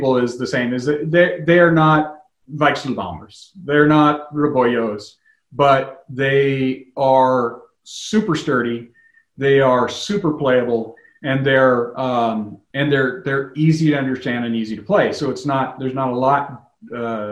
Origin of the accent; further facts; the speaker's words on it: United States; I'm an American